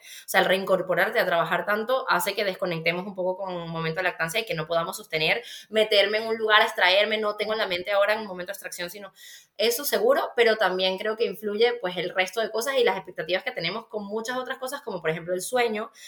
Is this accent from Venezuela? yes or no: yes; Venezuela; now in Spain; yo soy venezolana, la gente que no me conoce, pues ya lo va a saber, igual por mi acento. Y claro, viniendo de Venezuela